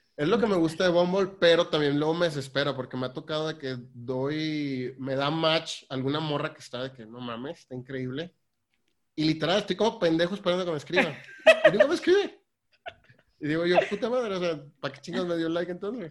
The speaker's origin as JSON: {"language": "Spanish", "town": "Tampico", "region": "Tamaulipas", "country": "Mexico", "tie": "born or raised there", "also_born_or_lived": "Saltillo / Netherlands", "said": "Soy de, Saltillo, pero me criaron en Tampico. Eh, allá trabajo, allá vivo"}